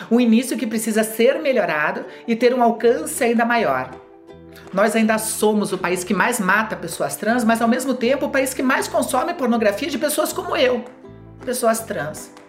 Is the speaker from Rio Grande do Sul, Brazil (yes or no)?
no; Curitiba, Paraná, Brazil; moved away as an adult; now in São Paulo, Brazil; Eu moro em São Paulo há quase seis anos, mas eu nasci e morei em Curitiba até 45 anos de idade.